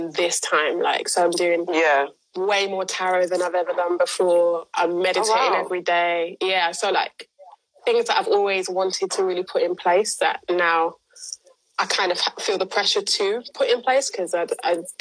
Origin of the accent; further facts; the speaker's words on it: London, United Kingdom; I attach to being a Londoner more than I attach to being from an island